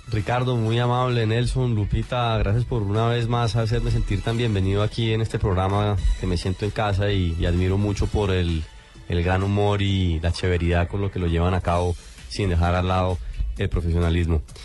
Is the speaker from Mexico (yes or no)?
no; Colombia; como colombiano estar viviendo y representando a la colombianidad